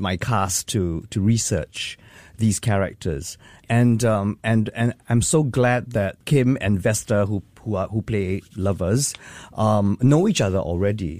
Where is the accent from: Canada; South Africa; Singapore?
Singapore; as Singaporean artists